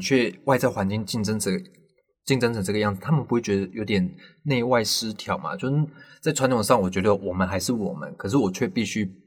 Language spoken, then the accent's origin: Chinese; Taiwan; 我身在台湾